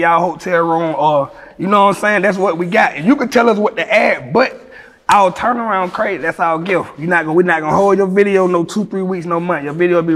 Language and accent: English; Atlanta, Georgia, United States; I'm from Atlanta with all the stars.